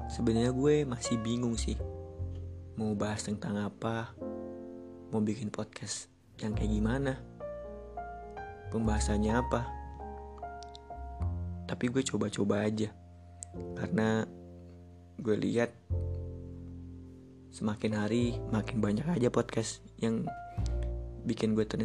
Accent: Jakarta, Indonesia; gue asli Jakarta. Gue pernah kerja di salah satu hotel di Jakarta.

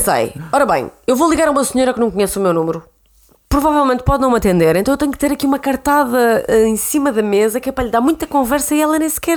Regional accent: Santa Maria da Feira, Norte, Portugal; moved away as an adult; now in Lisbon, Portugal; tenho 26 anos, venho de Santa Maria da Feira. Estou em Lisboa há sensivelmente 6 anos

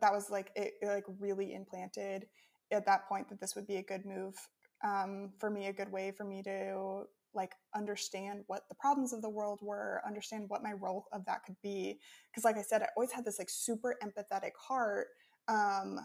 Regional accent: Midwest, United States; moved away as an adult; now in Ukraine; growing up in the Midwest of America

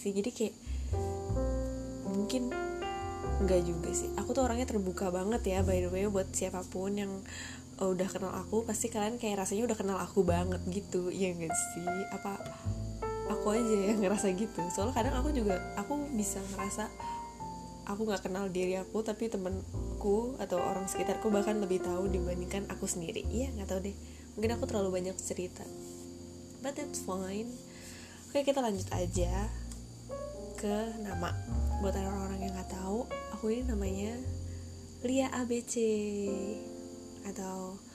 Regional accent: Jakarta, Indonesia; born there; ternyata 21 tahun uh, lahir di Jakarta Maret 99

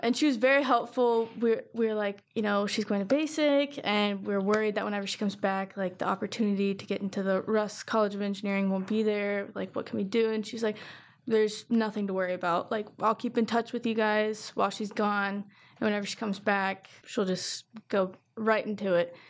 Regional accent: Circleville, Ohio, United States; I'm from Circleville started school in 2019

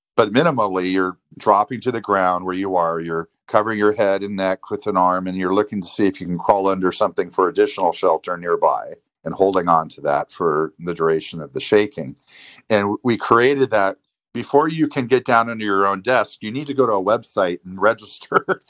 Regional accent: San Diego, California, United States; I grew up in San Diego.

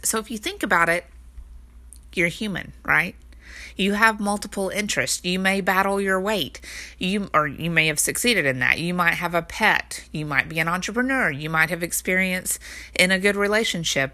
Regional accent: Texas, United States; I'm from Texas

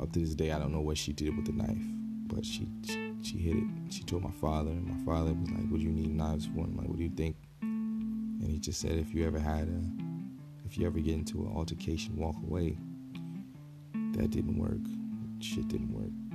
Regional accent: Newark, New Jersey, United States; growing up in Newark

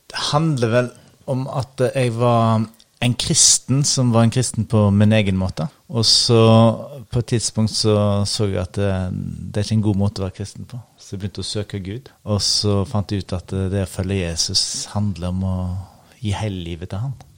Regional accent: Husnes, Vestland, Norway; accent: bastarddialekt; moved away as an adult; also born or lived in Ryfylke; now in Oslo, Norway; jeg er altså. oppvokst i Ryfylke før jeg flyttet til Husnes, så jeg har litt bastarddialekt. Men, eh, Aha. så jeg har en fin oppvekst i, på Husnes i Kvinnherad. Og nå bor jeg i Oslo.

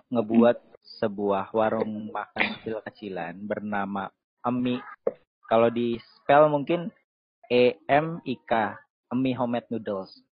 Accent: Bekasi, West Java, Indonesia; Asalku dari Bekasi

